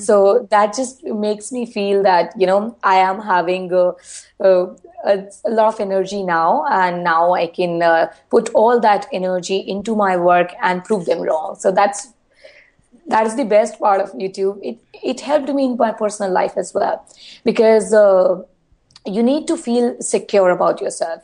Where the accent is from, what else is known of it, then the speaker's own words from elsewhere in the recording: India; being an Indian girl